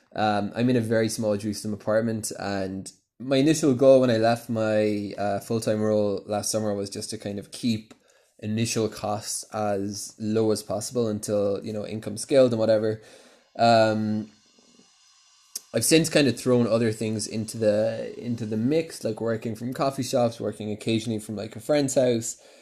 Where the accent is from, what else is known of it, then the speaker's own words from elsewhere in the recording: Cork, Munster, Ireland; moved away as an adult; also born or lived in London, United Kingdom; now in Jerusalem, Israel; I'm originally from Cork in Ireland.